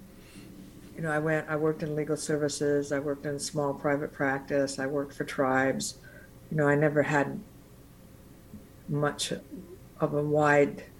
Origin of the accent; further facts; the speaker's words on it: Arcata, California, United States; I grew up in Humboldt County, right outside Arcata